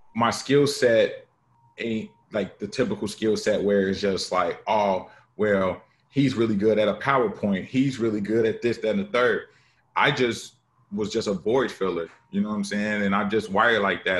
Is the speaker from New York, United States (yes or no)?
no; Chicago, Illinois, United States; I'm from Chicago